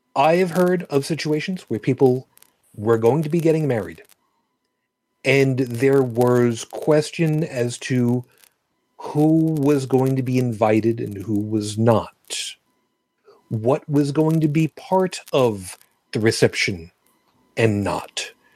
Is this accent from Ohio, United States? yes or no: no; New York City, New York, United States; moved away; also born or lived in Trenton, New Jersey; I was born in Brooklyn